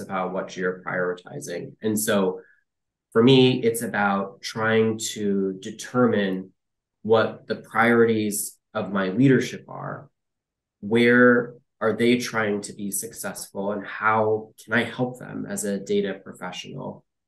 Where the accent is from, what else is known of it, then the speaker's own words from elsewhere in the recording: Detroit, Michigan, United States; moved away as an adult; also born or lived in Ohio / San Francisco; I uh, grew up mostly in the uh, Detroit area, um, as a kid